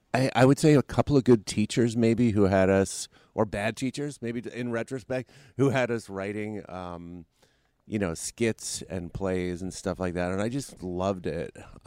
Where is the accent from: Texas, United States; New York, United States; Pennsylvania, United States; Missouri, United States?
New York, United States; Brooklyn; I'm originally from Brooklyn, New York.